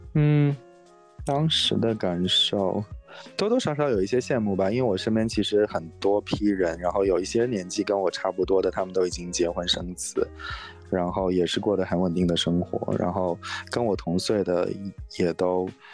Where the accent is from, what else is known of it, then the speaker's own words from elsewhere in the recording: Inner Mongolia, China; moved away as an adult; now in San Francisco Bay Area, United States; 我是内蒙古的，然后，但是来这边很久